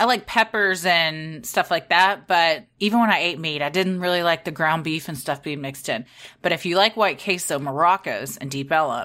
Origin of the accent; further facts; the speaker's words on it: Texas, United States; we're from Texas.